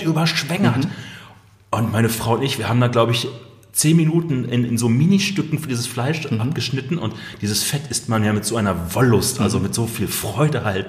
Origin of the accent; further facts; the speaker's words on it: Ruhr area, North Rhine-Westphalia, Germany; im Ruhrgebiet, da wo ich herkomme